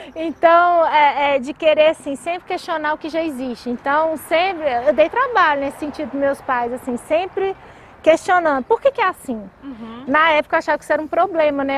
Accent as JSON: {"language": "Portuguese", "town": "Belo Horizonte", "region": "Minas Gerais", "country": "Brazil", "tie": "born or raised there", "accent": "mineiro (sotaque de pão de queijo)", "said": "não nego meu sotaque de pão de queijo. mas eu acho que eu, assim, nasci aqui, fui criada aqui"}